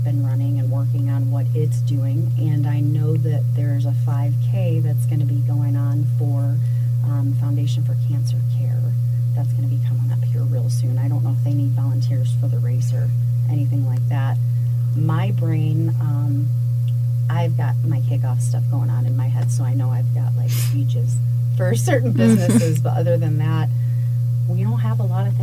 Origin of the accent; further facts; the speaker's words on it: Detroit, Michigan, United States; moved away; I'm originally from Detroit, Michigan